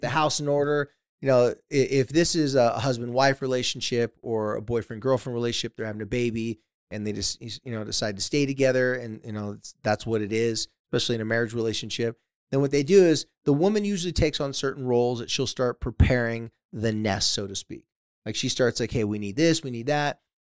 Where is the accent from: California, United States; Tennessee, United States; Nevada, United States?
California, United States; San Diego; my hometown of, uh, San Diego, California